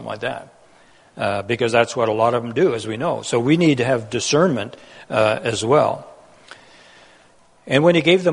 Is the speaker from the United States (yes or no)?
no; Netherlands; moved away; I was born in Holland during that war in an occupied country